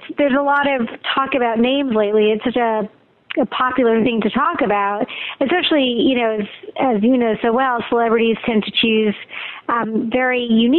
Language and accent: English; Montreal, Quebec, Canada; I'm from Montreal, Quebec